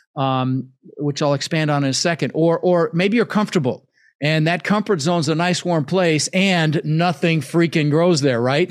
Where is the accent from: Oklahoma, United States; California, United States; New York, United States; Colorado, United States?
Colorado, United States; Denver; English is a second language; moved away; also born or lived in Netherlands; ended up in Denver, Colorado, where I lived for thirty years